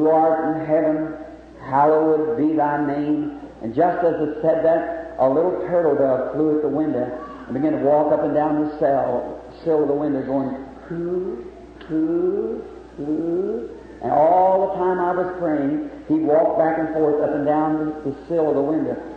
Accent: Jeffersonville, Indiana, United States; also born or lived in Cumberland County, Kentucky; I am very happy to be in my hometown

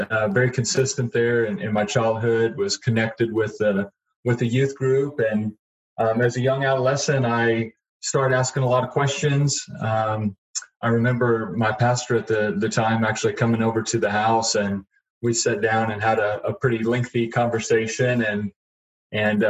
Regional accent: Broken Arrow, Oklahoma, United States; also born or lived in Tulsa, Oklahoma; I grew up in Broken Arrow, was born at St. Francis Hospital here in Tulsa, lived my entire childhood here

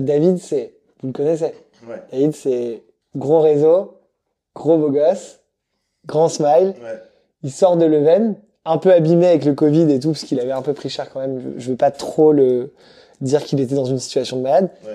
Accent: Madagascar; je viens de Madagascar

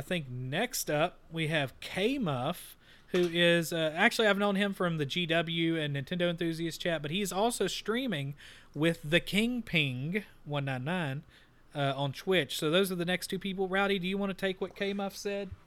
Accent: Texas, United States; we're from Texas

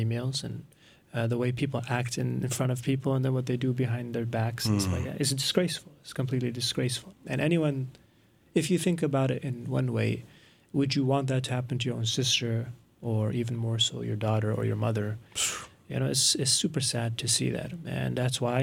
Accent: United States; I grew up in the States and I went to school

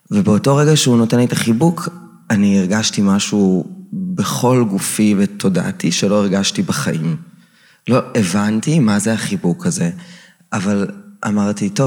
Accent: Maccabim-Re'ut, Central District, Israel; גדלתי ביישוב קהילתי עם אוריינטציה מאוד אה, צבאית, מכבים רעות, מי שמכיר.

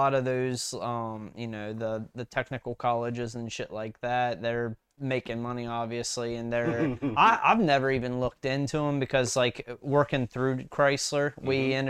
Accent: West Virginia, United States; But yeah, so when I moved out from West Virginia to Salisbury, Maryland, mm-hmm. I graduated high school

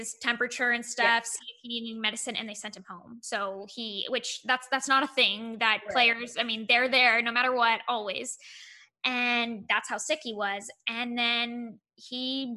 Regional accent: Monterey, California, United States; I was born and raised in Monterey

